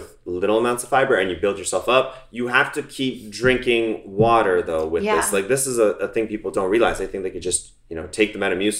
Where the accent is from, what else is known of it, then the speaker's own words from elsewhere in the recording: Toronto, Ontario, Canada; moved away as an adult; now in United States; we're both from Toronto.